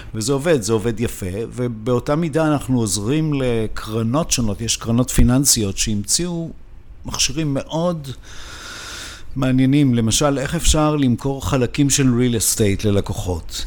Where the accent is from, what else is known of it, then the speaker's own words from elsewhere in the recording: Israel; moved away as an adult; now in Switzerland; אני ישראלי, למרות שאני חי בשוויץ באופן קבוע, כבר 25 שנה